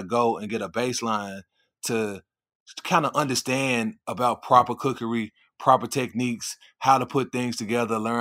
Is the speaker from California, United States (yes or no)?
no; Memphis, Tennessee, United States; also born or lived in Phoenix, Arizona; now in Charlotte, United States; Born and raised in Memphis, Tennessee